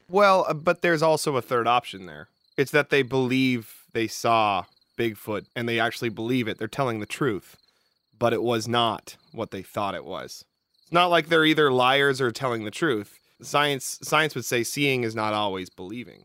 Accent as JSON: {"language": "English", "area": "the Northwest", "region": "Pacific Northwest", "country": "United States", "said": "I'm from the Northwest, you know, we got, we got mountains and hills"}